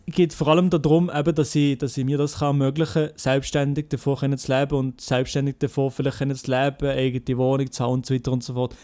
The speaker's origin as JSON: {"language": "German", "country": "Switzerland", "said": "ich sage nicht, äh, wo ich herkomme, dass ich Schweizer mhm. bin"}